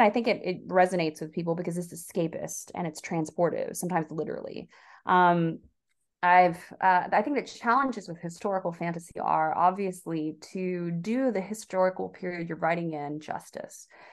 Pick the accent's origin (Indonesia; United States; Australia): United States; the South; also born or lived in Korea; I was raised in the South.